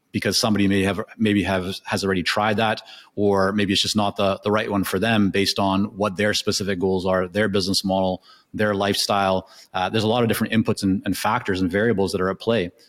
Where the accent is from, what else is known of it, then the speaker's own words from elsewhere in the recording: Canada; first language Hebrew; English is a second language; also born or lived in Israel / Japan; I was born in, in Canada at the age of two. My parents took my sister and I to Israel, uh, and I was there until about six and a half, and then we came back to Canada. So, uh, my first language is Hebrew